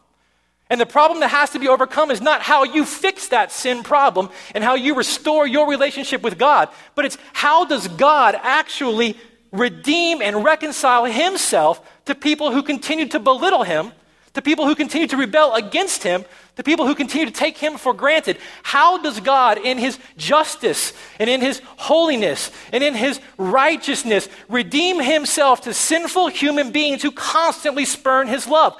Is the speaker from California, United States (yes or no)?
no; Tennessee, United States; moved away; I'm from Tennessee